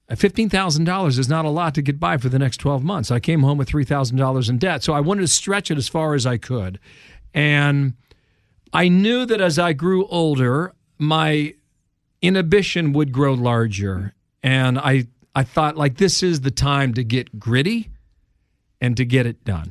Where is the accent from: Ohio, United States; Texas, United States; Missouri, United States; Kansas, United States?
Ohio, United States; Cincinnati; moved away as an adult; now in New York, United States; I was a sports reporter in my hometown of Cincinnati, Ohio.